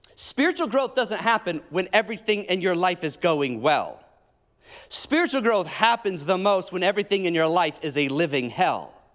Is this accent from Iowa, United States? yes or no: yes; Iowa, United States; moved away; also born or lived in Illinois; I grew up in Iowa in Illinois, and I was trimming the cemeteries in Iowa